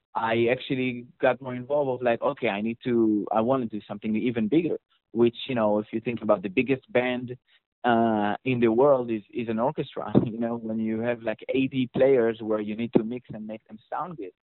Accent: Israel; accent: Israeli; that's my Israeli accent

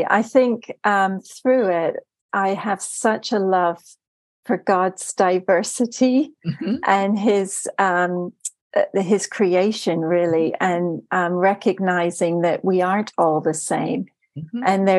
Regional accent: Germany; also born or lived in Turkey / United States; now in United Kingdom; So I was born in Turkey and lived there for a while, and then I grew up in Germany and then moved to the States. I carry an American passport, but I married an Englishman and I now live in the UK.

